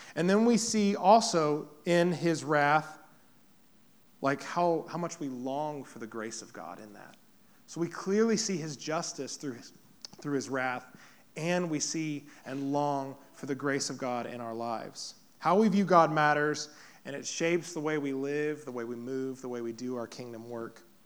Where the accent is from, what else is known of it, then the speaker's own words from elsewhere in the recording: Poplar Bluff, Missouri, United States; moved away as an adult; also born or lived in Kansas City, Missouri; now in Blue Springs, United States; Popper Bluff is where I grew up. This is my hometown